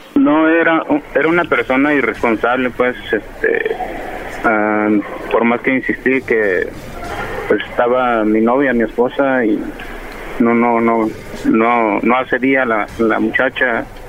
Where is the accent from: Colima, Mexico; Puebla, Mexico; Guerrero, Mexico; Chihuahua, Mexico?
Guerrero, Mexico; moved away; yo soy del estado de Guerrero